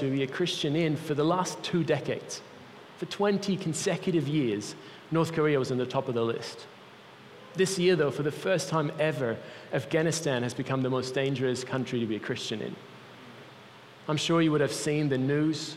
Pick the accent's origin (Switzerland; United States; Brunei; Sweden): Switzerland; moved away; I grew up in Switzerland, my mom's Italian